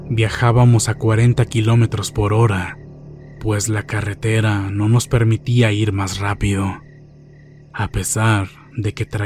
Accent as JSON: {"language": "Spanish", "region": "Jalisco", "country": "Mexico", "said": "Nosotros somos originarios de Jalisco"}